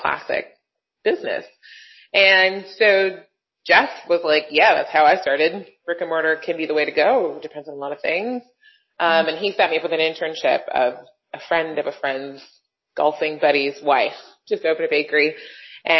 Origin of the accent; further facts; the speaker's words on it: Brampton, Ontario, Canada; also born or lived in Toronto; I was born in Toronto, grew up in Brampton, just outside of Toronto, GTA